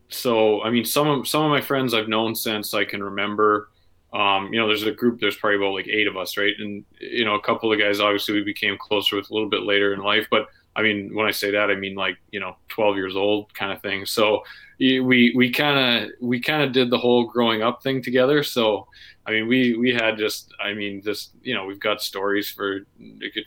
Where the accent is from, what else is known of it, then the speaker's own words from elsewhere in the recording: Red Deer, Alberta, Canada; I grew up in Red Deer.